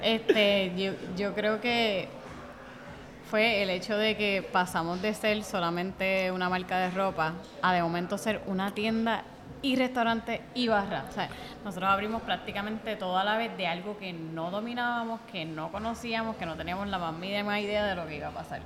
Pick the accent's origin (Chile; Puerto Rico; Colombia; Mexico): Puerto Rico; Bayamón; Nosotros somos de Bayamón